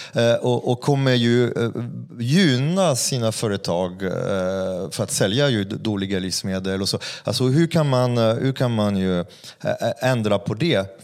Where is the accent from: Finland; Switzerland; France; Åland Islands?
France; Swedish is a second language; now in Sweden; jag är inte svensk så det vore ju, det vore ju otacksam, otacksam fransk jävel som kommer till Sverige